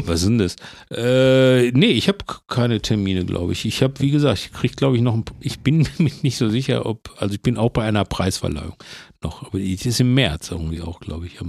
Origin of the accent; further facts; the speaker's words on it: Herne, North Rhine-Westphalia, Germany; now in Bochum, Germany; ich bin ja in Herne groß geworden